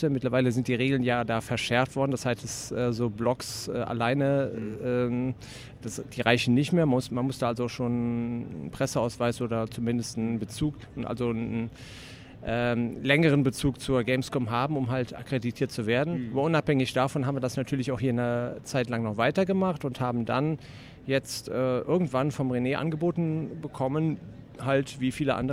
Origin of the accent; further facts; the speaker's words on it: Cologne, North Rhine-Westphalia, Germany; now in Wuppertal, Germany; Ja, also ich bin ursprünglich Kölner, also komme praktisch hier aus meiner Stadt, Heimspiel sozusagen, ja. Köln-Ehrenfeld wohne seit einigen Jahren in Wuppertal